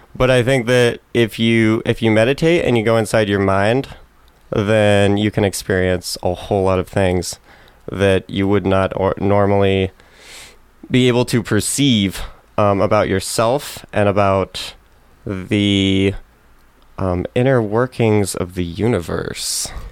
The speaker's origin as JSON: {"language": "English", "town": "Clarkston", "region": "Washington", "country": "United States", "said": "I'm from Clarkston, Washington"}